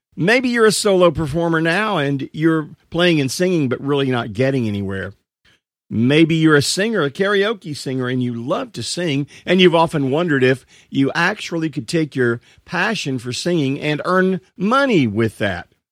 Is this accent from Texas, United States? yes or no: yes; Marshall, Texas, United States; my hometown happens to be, uh, a little town in East Texas called Marshall, Texas.